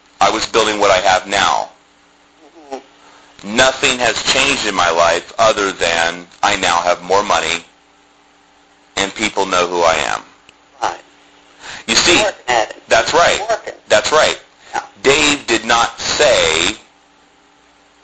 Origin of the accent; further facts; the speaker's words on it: Columbus, Ohio, United States; I grew up in Columbus, Ohio